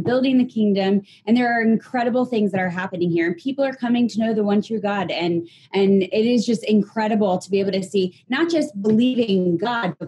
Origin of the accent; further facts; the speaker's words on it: United States; moved away as an adult; now in Israel; I'm all American, I'm going back to America